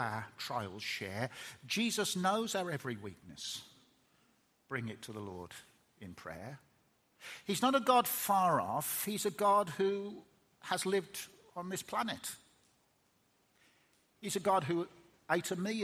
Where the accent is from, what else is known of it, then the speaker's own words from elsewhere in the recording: Birmingham, West Midlands, United Kingdom; I'm a Brummie, and Brummies don't cry very much, and that's what I was taught as a lad